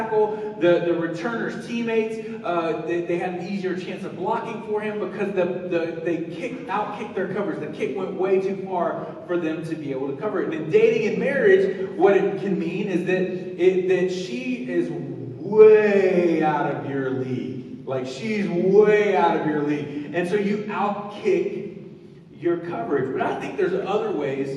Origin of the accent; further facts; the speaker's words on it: the South, United States; When I was growing up in the South, everything was about football